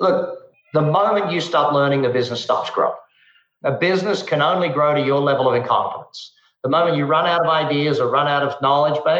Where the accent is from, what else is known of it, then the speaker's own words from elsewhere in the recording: Australia; moved away as an adult; also born or lived in Darwin, Australia / Adelaide, Australia; now in United States; growing up in Australia